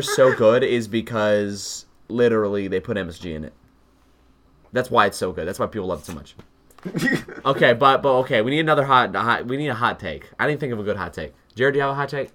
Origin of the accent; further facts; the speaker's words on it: United States; first language English; As an American myself